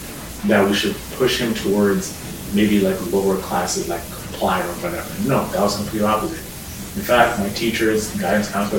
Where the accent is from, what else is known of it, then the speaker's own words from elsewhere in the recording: Sarnia, Ontario, Canada; also born or lived in Nairobi, Kenya / Toronto, Canada; I grew up in a city called Sarnia in southwestern Ontario. When I immigrated from Nairobi in 2003, we lived in Toronto, lived in North York for about 3 years, then moved to Sarnia from 06, and I went to lived there until grade 12